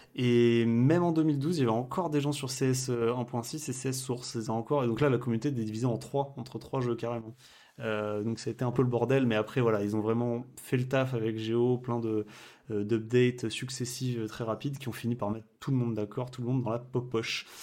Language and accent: French; Limoges, Nouvelle-Aquitaine, France; je suis tout à fait de Limoges en effet.